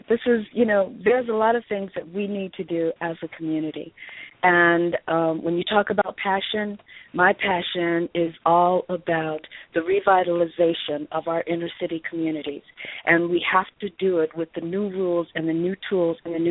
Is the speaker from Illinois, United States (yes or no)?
yes; Chicago, Illinois, United States; now in Los Angeles, United States; out here in California, and I'm originally from Chicago